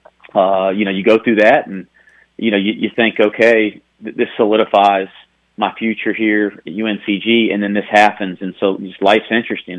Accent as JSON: {"language": "English", "area": "the South", "region": "Southern United States", "country": "United States", "also_born_or_lived": "Greensboro", "accent": "Southern", "moved": "as an adult", "lives_now": "Cincinnati, United States", "said": "my Southern accent"}